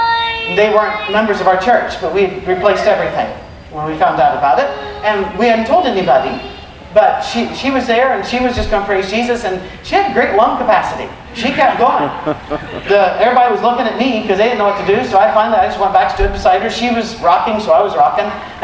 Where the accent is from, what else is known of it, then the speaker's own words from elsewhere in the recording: United Kingdom; I don't even do that here. I'm British. We don't do that.